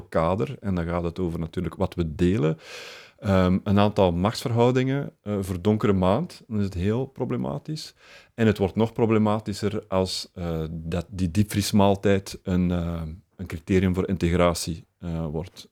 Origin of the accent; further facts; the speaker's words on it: Flemings, Flanders, Belgium; we hebben gewoon ook het voordeel als Vlamingen